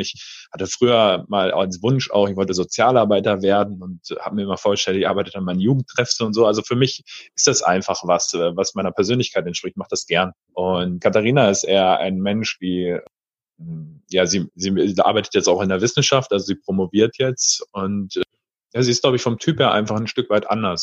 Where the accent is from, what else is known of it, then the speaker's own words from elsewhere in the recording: Paderborn, North Rhine-Westphalia, Germany; also born or lived in Berlin-Spandau; now in Berlin, Germany; Ursprünglich aus Ostwestfalen, aus Paderborn